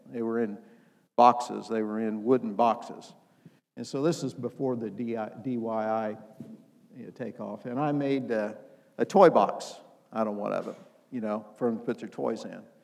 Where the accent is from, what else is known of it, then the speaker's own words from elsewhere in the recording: Indiana, United States; I'm from Indiana, and if you know anything about Indiana, we play basketball.